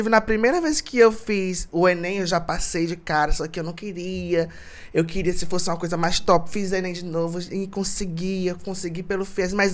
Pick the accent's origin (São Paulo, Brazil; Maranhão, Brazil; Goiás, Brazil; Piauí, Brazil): Maranhão, Brazil; Imperatriz; Nasci em Imperatriz. Nasci, nasci aqui, morei aqui. Muita gente pensa que eu, eu fui embora, que eu não sou daqui. Muitos confundem, porque a minha família é de Codó.